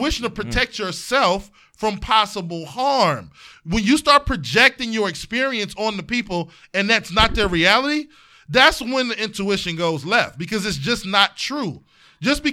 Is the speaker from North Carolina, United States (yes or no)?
no; East Cleveland, Ohio, United States; I'm from East Cleveland.